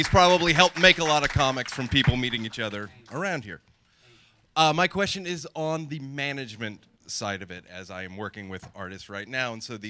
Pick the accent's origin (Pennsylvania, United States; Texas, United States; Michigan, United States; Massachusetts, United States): Massachusetts, United States; Boston; I'm from Boston